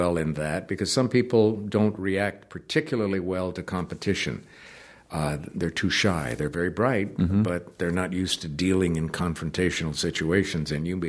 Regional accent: Canada; I had the disadvantage of being born and raised in Canada and considering the letter Y as a vowel.

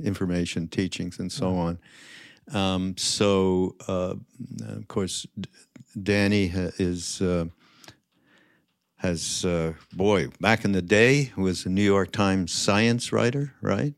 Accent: Montreal, Quebec, Canada; I'm from, Montreal

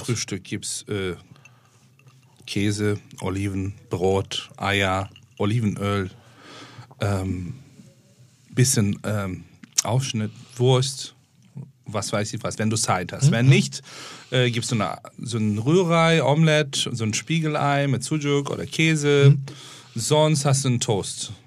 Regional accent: Istanbul, Turkey; German is a second language; now in Germany; Ich bin in Istanbul aufgewachsen

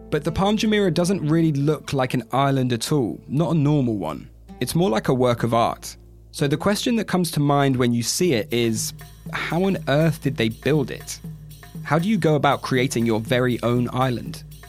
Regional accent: United Kingdom; As a Brit

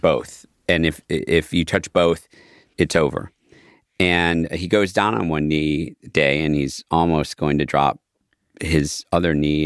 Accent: Midwest, United States; growing up in the West, in the Midwest

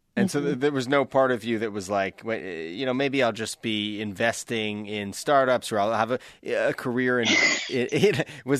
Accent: East Coast Canada, Atlantic Canada, Canada; I'm from East Coast Canada. There's not a lot of crew there.

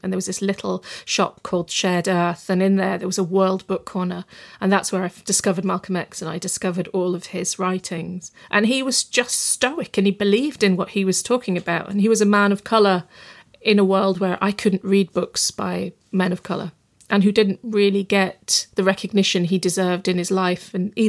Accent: Bradford, Yorkshire and the Humber, United Kingdom; I mean, I grew up in Bradford in West Yorkshire and, you know, a British Pakistani community, and they absolutely care about that city.

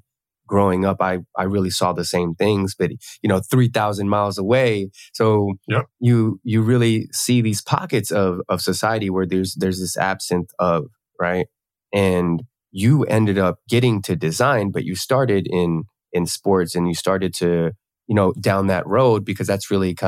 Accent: East Coast, United States; I grew up on the East Coast, right? And in what we call a food desert, right? Or the hood or the ghetto

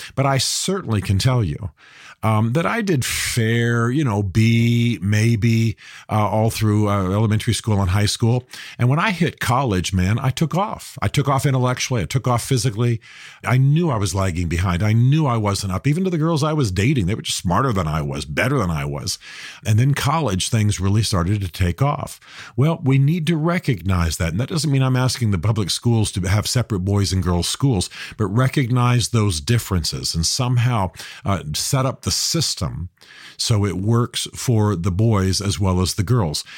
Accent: United States; I'm a Christian. I'm an American.

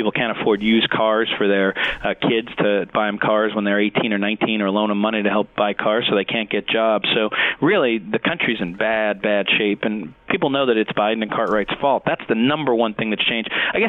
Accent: Hazleton, Pennsylvania, United States; My hometown of Hazleton

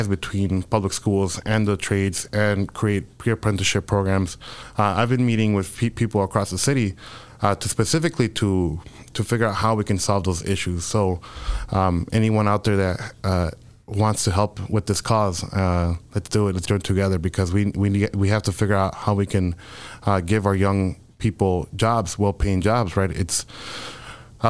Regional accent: Chicago, Illinois, United States; also born or lived in Mexico; growing up on the South Side, right? So I think that as a young Mexican immigrant

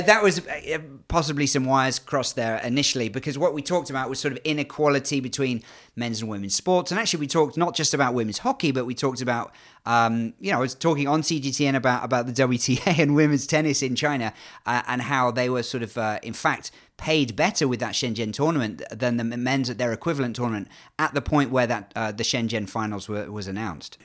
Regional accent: England, United Kingdom; accent: English; despite the English accent, I'm half Canadian

